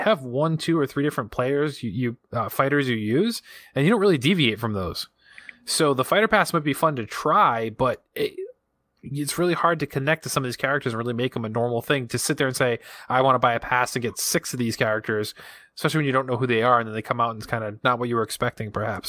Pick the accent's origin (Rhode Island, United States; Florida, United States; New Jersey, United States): Rhode Island, United States; accent: Rhode Island; my Rhode Island accent